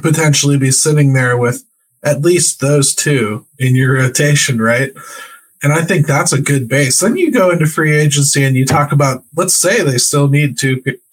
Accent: Pittsburgh, Pennsylvania, United States; We're from Pittsburgh

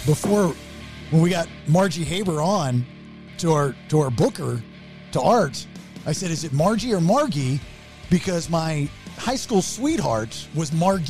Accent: Maryland, United States; also born or lived in Florida; now in Atlanta, United States; I'm a Marylander that likes blue crabs and football

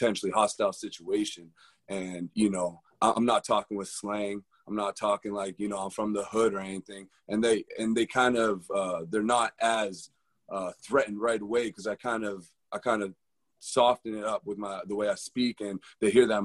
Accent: Winnipeg, Manitoba, Canada; moved away; also born or lived in Southern United States; growing up in Winnipeg

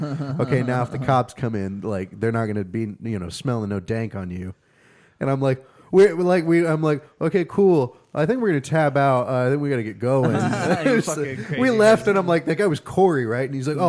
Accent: Tulsa, Oklahoma, United States; "I'm from here."

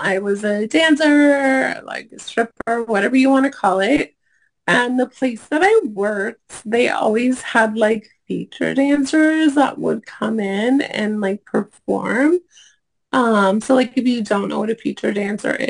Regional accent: Oregon, United States; I'm from Oregon originally.

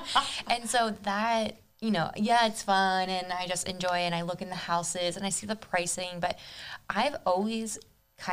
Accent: Palm Beach County, Florida, United States; also born or lived in Argentina; But I moved here from Argentina when I was 3. Mm-hmm. And then I've lived here in Palm Beach County area my whole life.

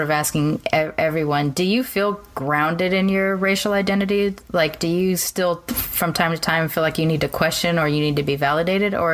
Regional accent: Southern California, United States; I grew up down here in Southern California

